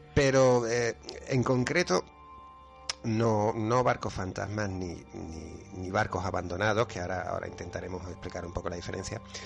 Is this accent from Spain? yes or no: yes; Málaga, Andalusia, Spain; me he criado en la playa de la Misericordia. O sea, soy boquerón, soy malagueño